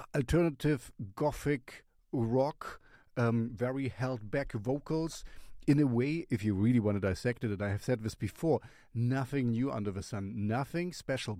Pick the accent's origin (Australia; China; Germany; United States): Germany; first language German; English is a second language; this is my mother tongue in my fatherland